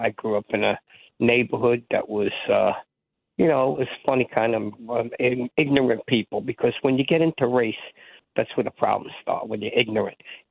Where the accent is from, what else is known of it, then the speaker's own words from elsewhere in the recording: New York City, New York, United States; When I grew up in Staten Island